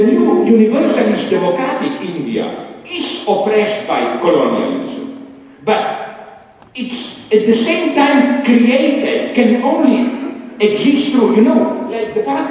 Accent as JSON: {"language": "English", "country": "Slovenia", "second_language": "English", "said": "English was also not my native language"}